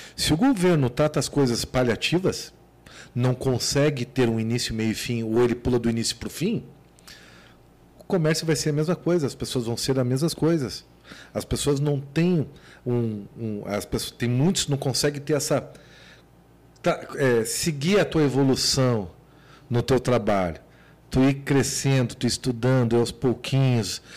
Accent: Rio Grande do Sul, Brazil; eu sou gaúcho

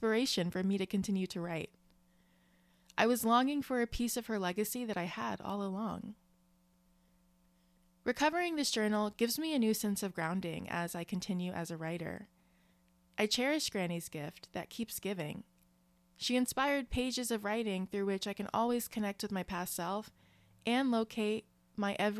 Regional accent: Maryland, United States; moved away; Unlike most of my extended family, I was raised in Maryland

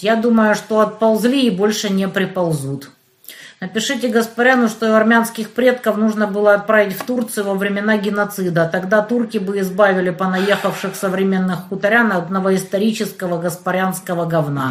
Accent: Kerch, Crimea, Ukraine; now in Donetsk, Ukraine; я из Кирчи

